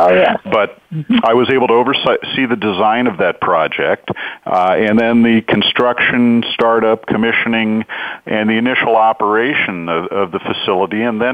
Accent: Whittier, California, United States; also born or lived in Hollywood, California; now in Orange County, United States; I actually was born in Hollywood, California, so I'm a native Californian. Grew up in the city of Whittier, moved to Orange County when I was about 12 years old, and have lived here in Orange County pretty much ever since then.

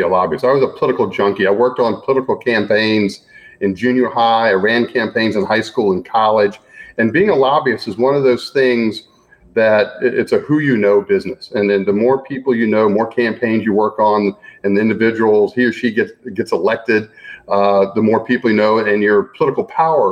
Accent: Gainesville, Florida, United States; moved away as an adult; also born or lived in Washington, D.C.; I grew up in Gainesville, Florida

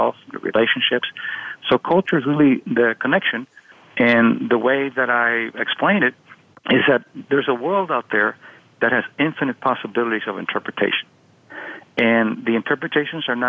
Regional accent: Miami, Florida, United States; when I was a kid, I was growing up in Miami

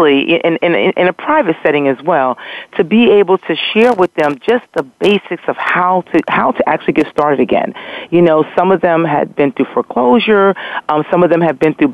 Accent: New York, United States; moved away as an adult; also born or lived in Philadelphia / Virginia; now in Nashville, United States; I was 2 hours from my home. So what I was doing was renting cars and running back and forth to New York, from Philadelphia to New York

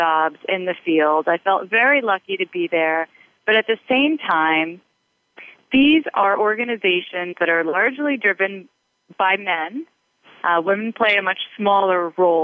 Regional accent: East Coast, United States; also born or lived in Boston; I grew up here on the East Coast

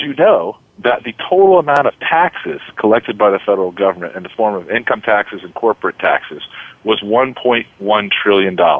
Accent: United States; as an American

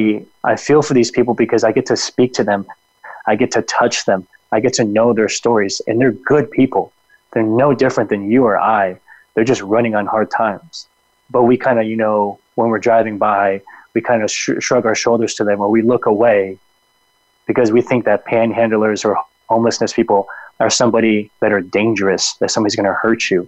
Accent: Phoenix, Arizona, United States; I was born here in Phoenix, but my parents were born and my brothers were born in New Mexico

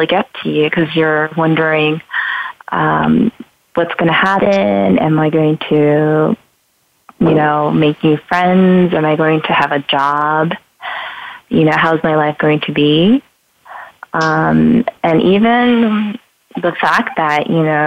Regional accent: New York, United States; moved away as an adult; also born or lived in New Jersey; now in Los Angeles, United States; I was born in New York, raised in New York, and New Jersey for a little bit

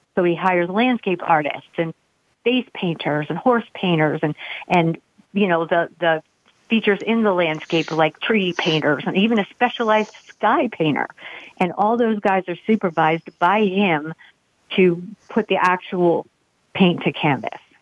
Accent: Pennsylvania, United States; now in Gettysburg, United States; my hometown regiment

